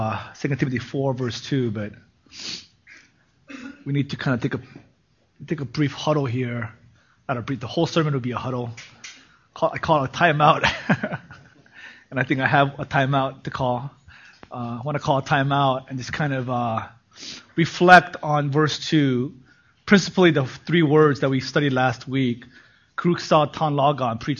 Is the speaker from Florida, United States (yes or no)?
no; Los Angeles, California, United States; also born or lived in New York, United States / South Korea; they flew me back to be raised by my parents in L.A. 1976